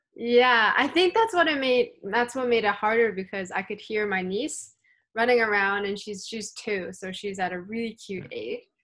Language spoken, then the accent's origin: English; Canada; also born or lived in Hong Kong; growing up in Canada